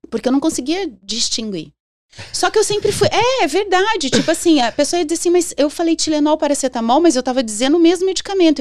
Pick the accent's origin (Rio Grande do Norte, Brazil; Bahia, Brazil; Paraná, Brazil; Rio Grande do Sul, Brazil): Paraná, Brazil; Londrina; also born or lived in São Paulo; eu sou londrinense, pé vermelho.